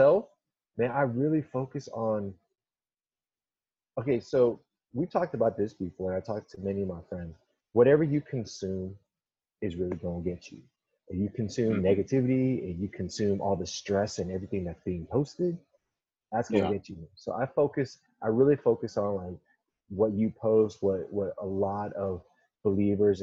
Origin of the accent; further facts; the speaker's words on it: Southern California, United States; from Southern California, born and raised all up down California, a West Coast kid through and through